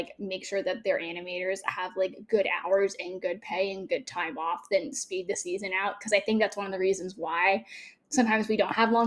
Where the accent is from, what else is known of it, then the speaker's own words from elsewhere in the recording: Canada; I'm also Canadian